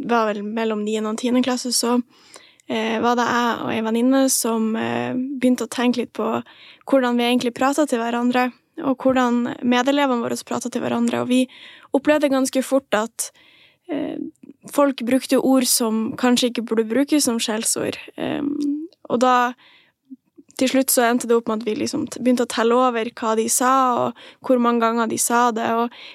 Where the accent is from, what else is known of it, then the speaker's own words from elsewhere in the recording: Northern Norway, Norway; det er sånn vi prater, vi er fra Nord-Norge.